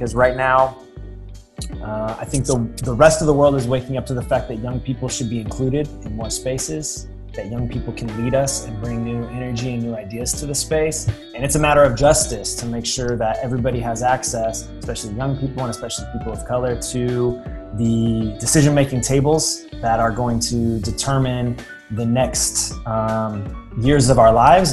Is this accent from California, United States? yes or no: yes; Fresno, California, United States; Fresno, my hometown